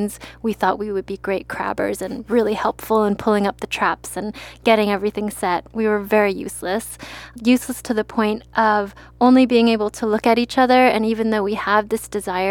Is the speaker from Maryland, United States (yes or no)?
yes; Maryland, United States; I'm from Maryland, so crab is very popular there